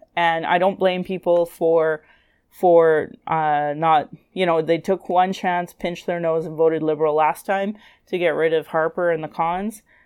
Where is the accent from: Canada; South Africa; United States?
Canada; Calgary, Alberta; I was born in Calgary